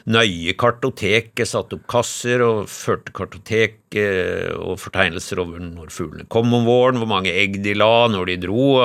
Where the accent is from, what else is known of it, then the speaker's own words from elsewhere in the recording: Lillehammer, Innlandet, Norway; also born or lived in Haugesund; helt tilfeldig ble jeg født i Haugesund. Altså, min far, eh, som var veterinær på Lillehammer, han var en kort stund veterinær i Haugesund, og, så jeg ble født der. Men jeg, eh, eh, jeg husker ikke noe av Vi flytta derfra til Lillehammer da jeg var ett år.